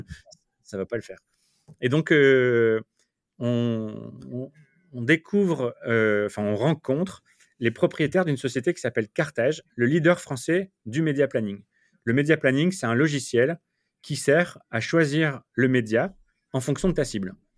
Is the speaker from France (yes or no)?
yes; France; moved away as an adult; also born or lived in Lille / Paris; now in New York, United States